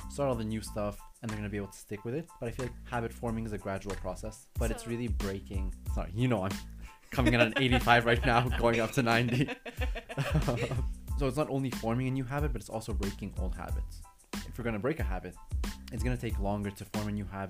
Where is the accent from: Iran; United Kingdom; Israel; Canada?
Canada; I'm Canadian